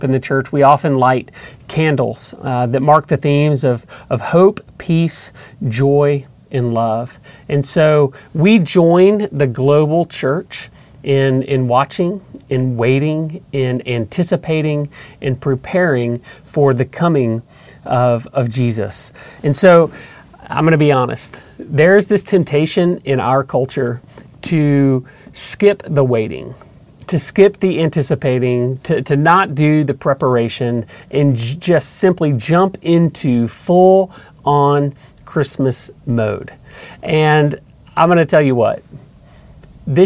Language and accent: English; Atlanta, Georgia, United States; we grew up in just outside of Atlanta in a suburb